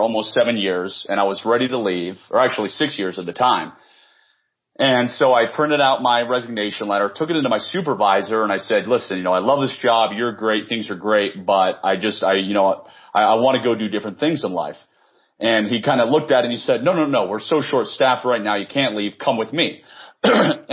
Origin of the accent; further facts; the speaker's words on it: Washington, District of Columbia, United States; born and raised in the Washington, D.C. area